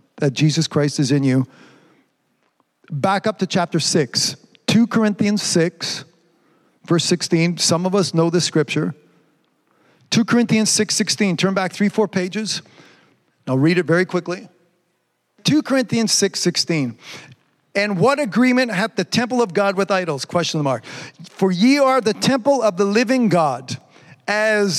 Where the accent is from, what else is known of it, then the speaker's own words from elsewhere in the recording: Canada; I'm from Canada